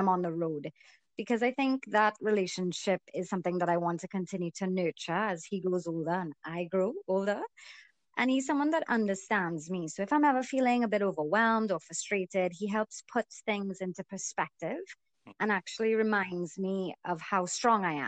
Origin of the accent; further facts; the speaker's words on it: Trinidad & Tobago; also born or lived in Canada; I'm born and raised in Trinidad.